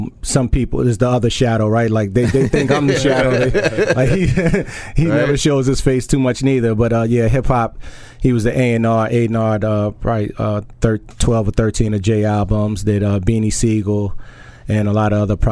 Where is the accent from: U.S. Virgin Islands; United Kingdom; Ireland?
U.S. Virgin Islands; moved away; also born or lived in Harlem, New York; I'm from St. Thomas